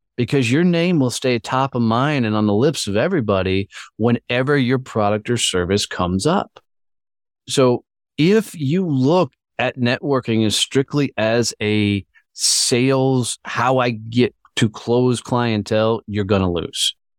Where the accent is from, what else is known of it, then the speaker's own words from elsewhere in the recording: Fort Worth, Texas, United States; my hometown of Fort Worth, Texas